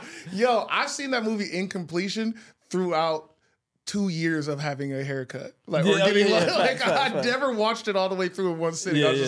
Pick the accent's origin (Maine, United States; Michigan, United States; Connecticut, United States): Michigan, United States; I'm from Michigan